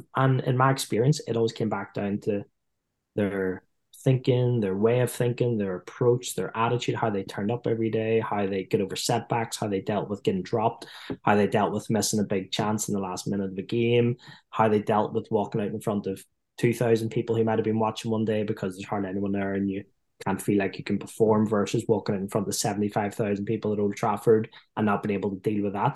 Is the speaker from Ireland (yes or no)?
yes; Ireland; accent: Irish; being Irish